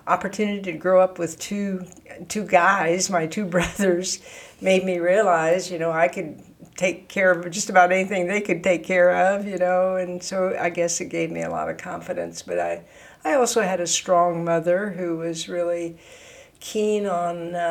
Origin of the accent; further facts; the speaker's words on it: Quincy, Illinois, United States; I grew up on a farm, actually, near Quincy, Illinois